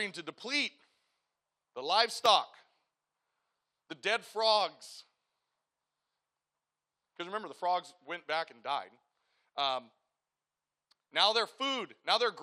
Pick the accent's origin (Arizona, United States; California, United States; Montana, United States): California, United States; Southern; moved away as an adult; now in Yuba City, United States; I grew up in Southern California